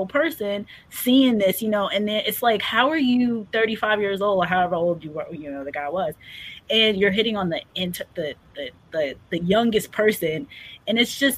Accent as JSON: {"language": "English", "region": "New York", "country": "United States", "tie": "born or raised there", "said": "I grew up in New York"}